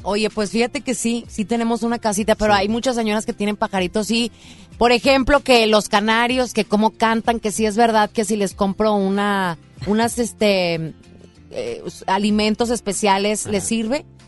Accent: Monterrey, Nuevo León, Mexico; cómo somos la gente de Monterrey.

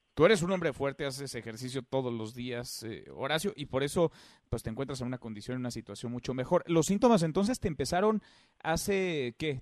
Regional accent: Mexico; nuestro país

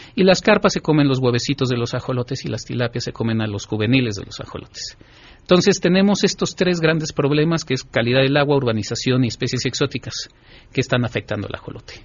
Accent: Mexico; nuestra identidad cultural como mexicanos

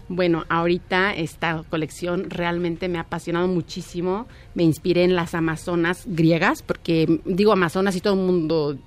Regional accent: Mexico; como diseñadora mexicana

